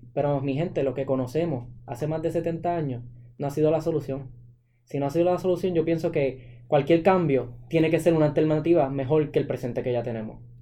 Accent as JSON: {"language": "Spanish", "country": "Puerto Rico", "said": "todos como ciudadanos puertorriqueños"}